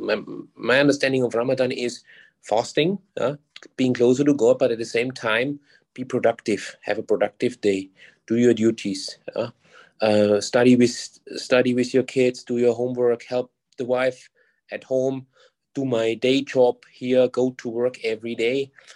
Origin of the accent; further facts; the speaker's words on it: Germany; moved away as an adult; now in Singapore; I'm originally from Germany.